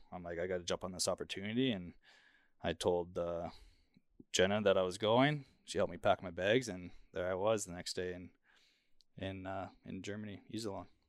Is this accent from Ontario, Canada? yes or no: no; Kelowna, British Columbia, Canada; moved away; my hometown, Kelowna